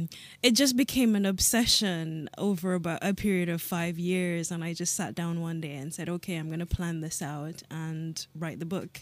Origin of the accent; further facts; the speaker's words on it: Jamaica; born there; I'm not African. I'm Jamaican by birth, and I've lived, well, too many places to mention here.